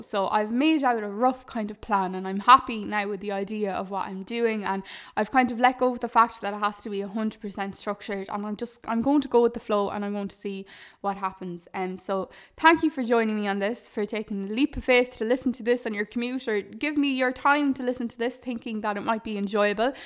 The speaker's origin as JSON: {"language": "English", "country": "Ireland", "said": "a lot of us are programmed to think as Irish people"}